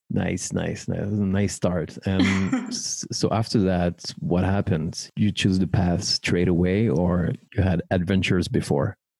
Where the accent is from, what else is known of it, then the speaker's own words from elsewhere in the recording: Paris, Île-de-France, France; professional ceremony officiant based in my hometown Paris